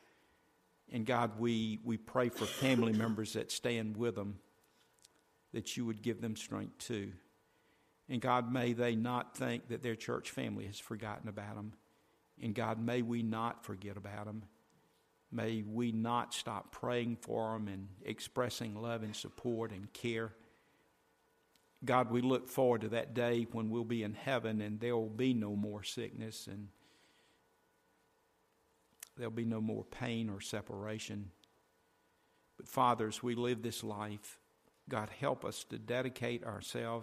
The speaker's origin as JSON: {"language": "English", "country": "United States", "said": "being an American"}